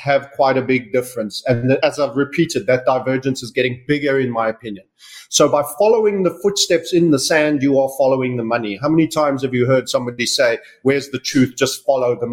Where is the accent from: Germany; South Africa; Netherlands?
South Africa; also born or lived in United Kingdom; now in Panama; I was born in Southern Africa. I left South Africa